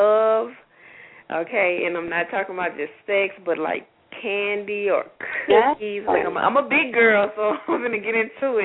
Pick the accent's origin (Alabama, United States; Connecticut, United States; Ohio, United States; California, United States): Alabama, United States; Opelika; also born or lived in Tuskegee, Alabama; my hometown here in Opelika, Alabama.